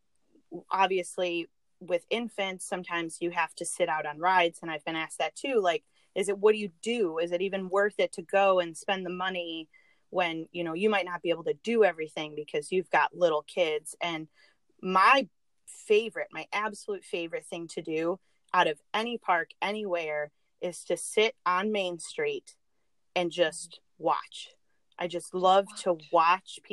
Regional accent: Michigan, United States; I'm actually from Michigan. I've lived in Michigan my whole life.

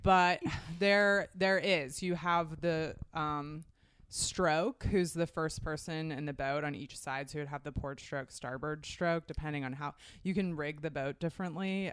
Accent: Portland, Oregon, United States; I grew up in Portland, Oregon

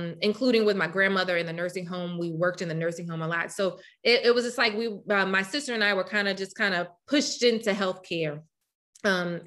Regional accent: Louisiana, United States; moved away as an adult; now in Rochester, United States; I'm from Louisiana

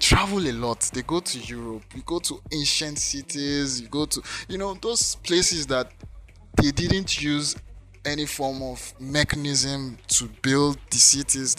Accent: Lagos, Nigeria; moved away; I grew up in Lagos

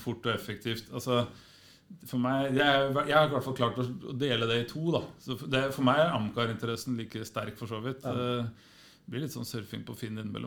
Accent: Skarnes, Innlandet, Norway; jeg er født på Skarnes, eh, litt på, på, på, på, landet

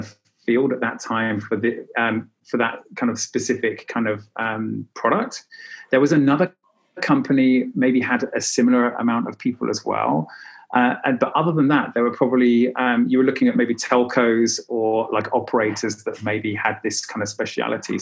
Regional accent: United Kingdom; moved away as an adult; also born or lived in south of France / Dubai; now in Berlin, Germany; I'm British, originally from the UK. And actually, I emigrated from UK in 2009.

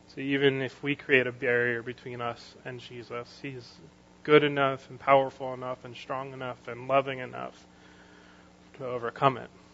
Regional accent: United States; something I want as an American.

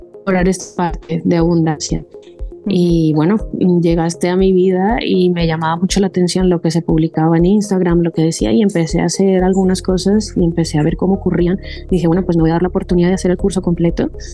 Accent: Colombia; moved away as an adult; also born or lived in Don Benito, Extremadura, Spain; now in Spain; yo soy colombiana y hice allí medicina, el pregrado

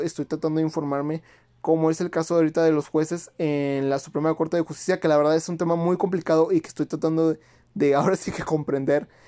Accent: Mexico

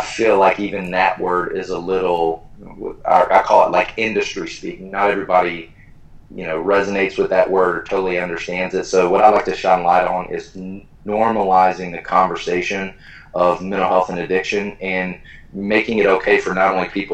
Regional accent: College Station, Texas, United States; moved away as an adult; also born or lived in Philadelphia, Pennsylvania; now in Columbus, United States; I am from Texas, a place called College Station, where Texas A&M is.

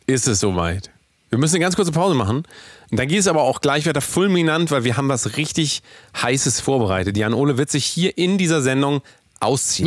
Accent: Willinghusen, Schleswig-Holstein, Germany; meiner Heimatstadt gewesen, nämlich in Willinghusen.

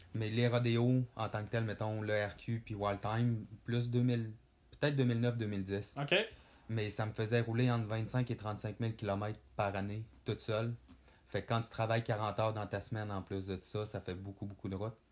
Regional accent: Saint-Prime, Quebec, Canada; je viens du lac Saint-Jean, précisément de Saint-Prime

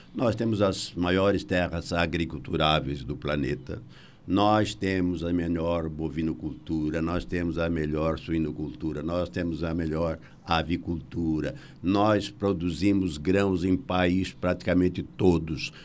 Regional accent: Brazil; Nós somos brasileiros, com muito orgulho e com muita paixão

